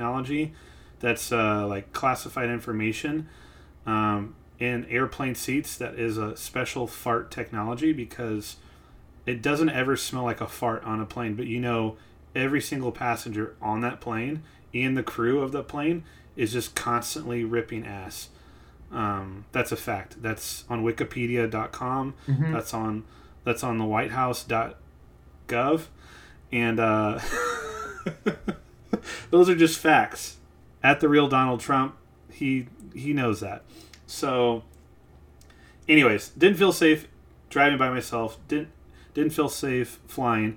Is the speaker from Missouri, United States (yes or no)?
yes; Missouri, United States; now in Los Angeles, United States; growing up in Missouri